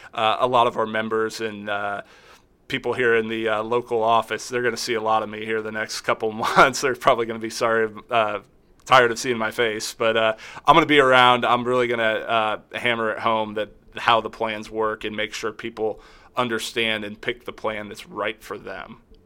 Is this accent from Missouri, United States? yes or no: yes; Kansas City, Missouri, United States; I grew up here in the Kansas City area